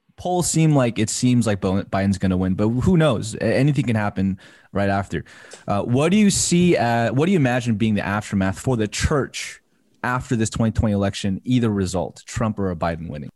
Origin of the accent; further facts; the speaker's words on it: United States; growing up in the American church